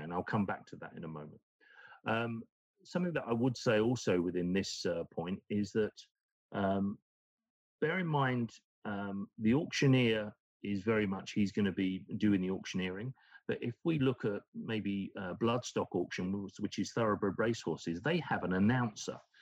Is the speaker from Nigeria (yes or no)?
no; United Kingdom; moved away; is my home country in the UK